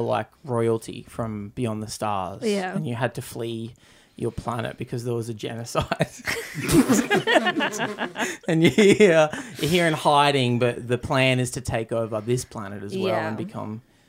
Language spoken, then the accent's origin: English; Australia; It is hard work, but that's what being Aussie is.